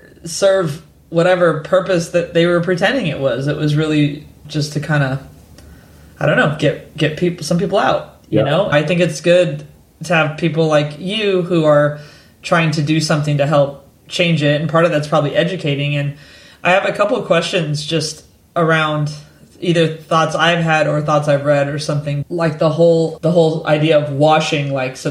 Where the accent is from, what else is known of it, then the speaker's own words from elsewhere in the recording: United States; now in London, United Kingdom; I'm American, I live in London.